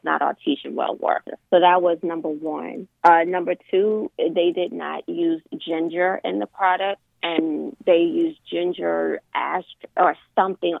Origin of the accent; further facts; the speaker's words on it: Westmoreland County / King George County, Virginia, United States; My family is from Westmoreland County, and then I moved to King George. So I went to Washington District as my elementary school, and then I moved to King George in middle school.